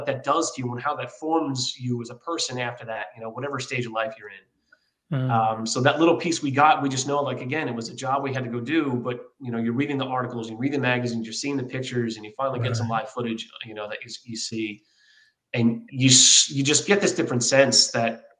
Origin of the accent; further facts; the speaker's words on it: Philadelphia, Pennsylvania, United States; moved away as an adult; also born or lived in San Diego; I'm from Philadelphia, Pennsylvania